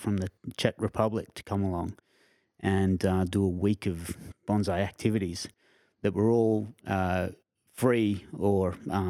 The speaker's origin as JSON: {"language": "English", "town": "Canberra", "region": "Australian Capital Territory", "country": "Australia", "tie": "born or raised there", "also_born_or_lived": "Queensland", "said": "Yeah. However, I've lived in a number of other states as well, including Northern Territory, WA, Queensland."}